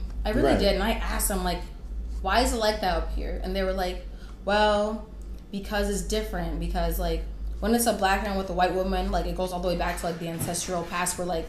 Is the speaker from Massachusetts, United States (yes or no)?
no; Minnesota, United States; also born or lived in Florida; Growing up in Minnesota